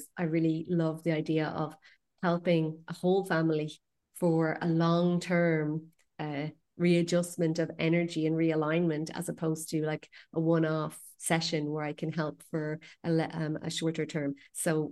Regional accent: west coast of Ireland, west of Ireland, Ireland; I'm from the west coast of Ireland

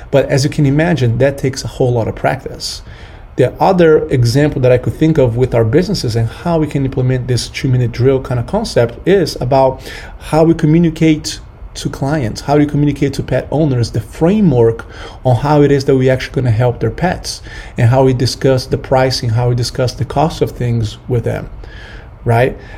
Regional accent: Brazil; moved away; I'm from Brazil

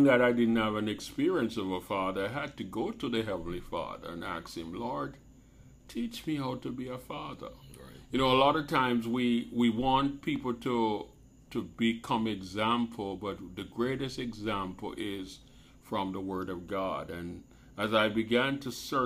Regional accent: Jamaica; I grew up in Jamaica

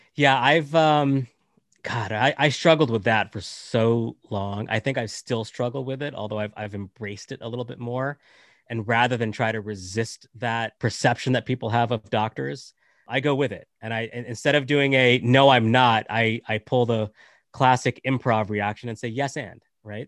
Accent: United States; also born or lived in Canada; I'm, I'm born in Canada, raised in, uh, in America, from, uh, Indian nationality

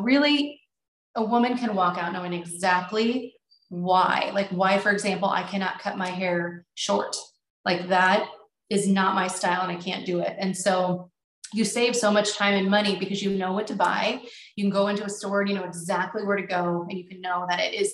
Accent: Nebraska, United States; We're from Nebraska, so agriculture is a big thing here.

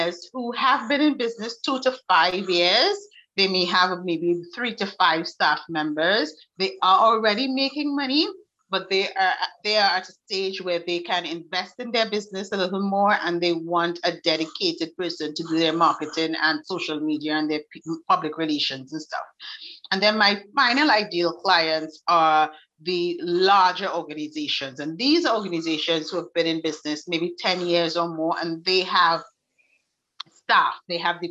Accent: Trinidad & Tobago; I am from Trinidad and Tobago in the Caribbean, so it's really, really hot

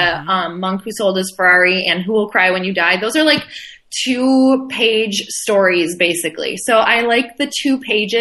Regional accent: Midwest, United States; I come from the Midwest

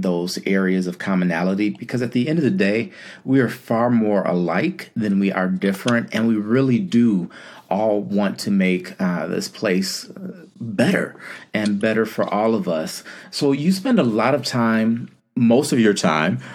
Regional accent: Michigan, United States; now in Las Vegas area, Nevada, United States; I'm from Michigan, where we have no mountains.

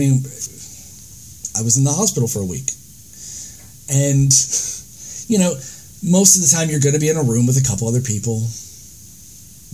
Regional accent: United States; now in New Zealand; as an American

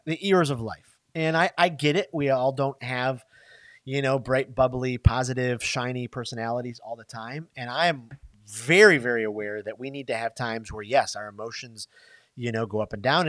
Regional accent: Michigan, United States; moved away; I'm from Michigan, right? We don't have Waffle House in Michigan

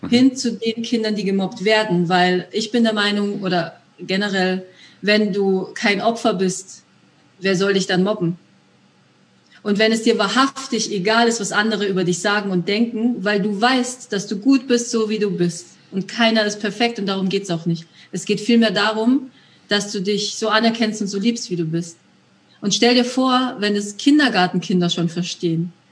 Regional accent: Bavaria, Germany; Ja, ich komme ursprünglich aus Bayern.

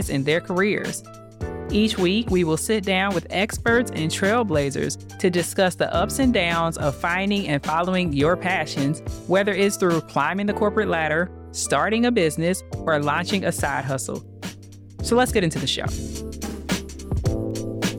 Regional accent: Cincinnati, Ohio, United States; my hometown, Cincinnati, Ohio

